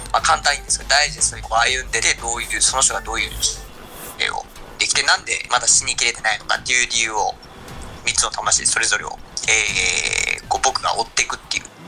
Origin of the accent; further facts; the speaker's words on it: Kumamoto, Japan; now in Tokyo, Japan; 身はですねえー、熊本でございます